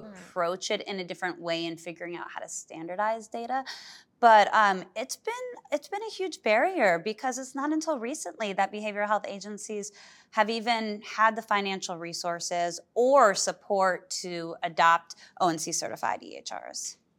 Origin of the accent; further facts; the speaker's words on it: Berkeley, California, United States; moved away; I grew up in Berkeley, California